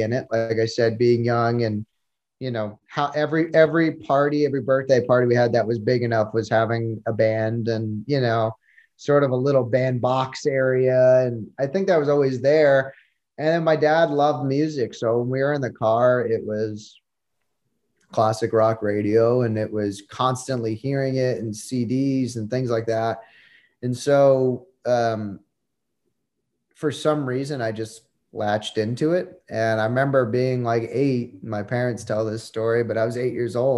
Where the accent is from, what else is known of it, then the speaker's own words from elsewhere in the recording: New Jersey, United States; I grew up in New Jersey